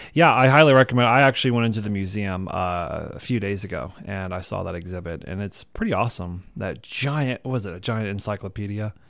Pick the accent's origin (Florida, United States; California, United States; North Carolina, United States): North Carolina, United States; now in Moab, United States; being from North Carolina